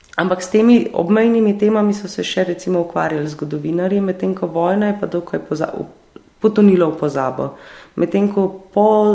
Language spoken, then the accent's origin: Slovenian; Slovenia